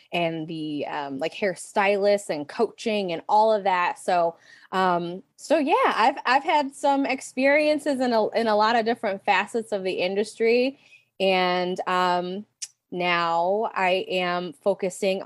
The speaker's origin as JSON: {"language": "English", "town": "Pontiac", "region": "Michigan", "country": "United States", "tie": "born or raised there", "said": "Ours was called OTC, shout out OSTC, Northeast Pontiac, Michigan"}